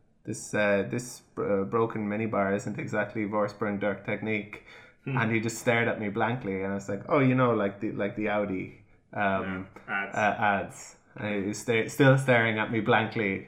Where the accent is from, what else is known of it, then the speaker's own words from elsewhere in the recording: Ireland; we as Irish